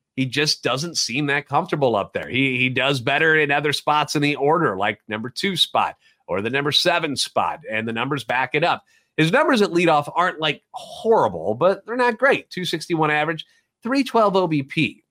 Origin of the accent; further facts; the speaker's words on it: St. Louis, Missouri, United States; Born and raised in the Louvre and a lifetime Cardinals fan.